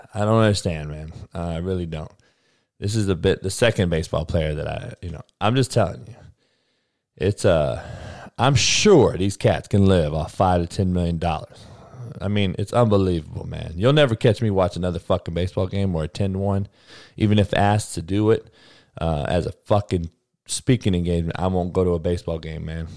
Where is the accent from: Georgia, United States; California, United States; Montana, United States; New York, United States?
California, United States; Compton; I'm from Compton. Grew up with all brothers